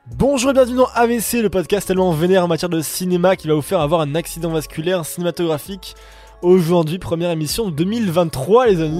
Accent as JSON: {"language": "French", "region": "south of France", "country": "France", "said": "je viens des Pyrénées, je viens du sud de la France"}